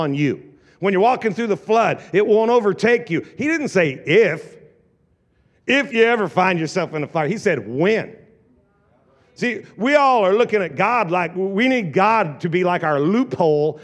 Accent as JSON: {"language": "English", "region": "Southern Oregon", "country": "United States", "moved": "yes", "lives_now": "Tri-Cities, United States", "said": "I am from the South, Oregon"}